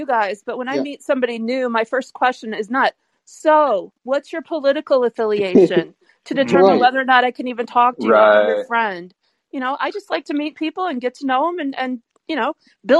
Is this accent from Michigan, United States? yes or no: yes; Royal Oak, Michigan, United States; And I grew up in Michigan, so it's Michigan night. I was born at Beaumont Hospital in Royal Oak, Michigan on this very day, 54 years ago.